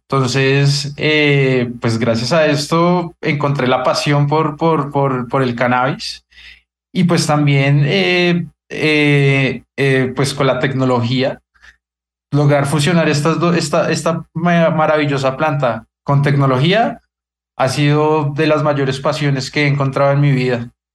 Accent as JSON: {"language": "Spanish", "country": "Colombia", "said": "nosotros deberíamos como, como colombianos"}